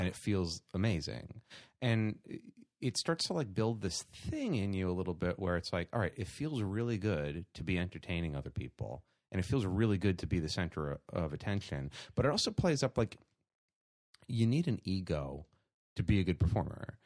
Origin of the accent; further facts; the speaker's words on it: New York City, New York, United States; Born and bred in Staten Island, New York